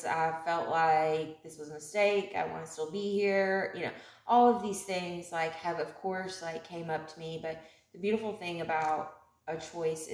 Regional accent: Elizabethtown, Kentucky, United States; moved away; my hometown in E-Town

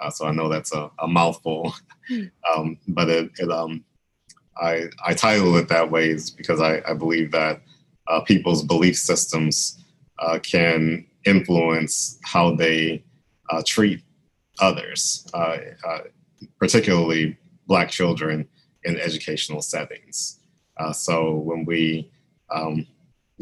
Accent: Baton Rouge, Louisiana, United States; moved away as an adult; I was a professor at Southern University in Baton Rouge, Louisiana, which is also my hometown.

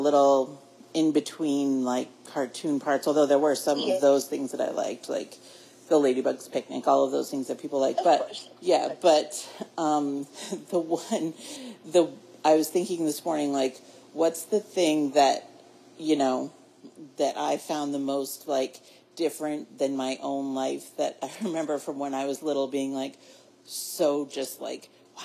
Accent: Maine, United States; we're from Maine

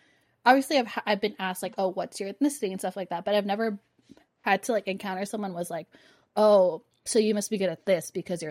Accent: Philippines; Oh, for people who don't know, I'm Filipino.

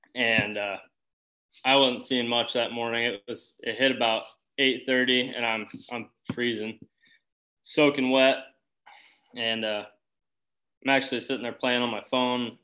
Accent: Boone, Iowa, United States; I'm from Boone, Iowa

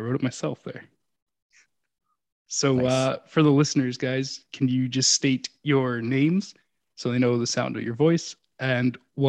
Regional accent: an hour outside of Toronto, Ontario, Canada; I'm just about an hour outside of Toronto, that area.

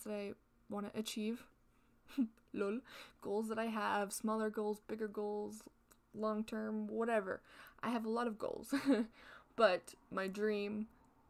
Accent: Canada; I'm Canadian.

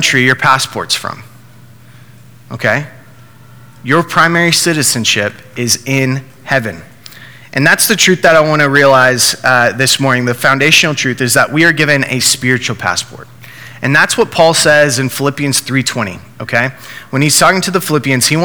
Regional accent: United States; I'm from the United States of America

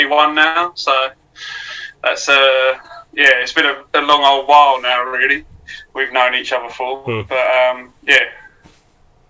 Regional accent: Chelmsford, East of England, United Kingdom; also born or lived in Southend-on-Sea / Leigh-on-Sea; I'm from Chelmsford, Essex in the United Kingdom. I was born in Southend. We moved when I was like 2.

